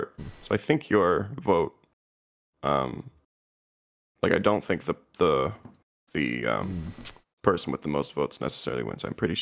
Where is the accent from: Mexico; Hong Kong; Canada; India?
Canada; basic Canadian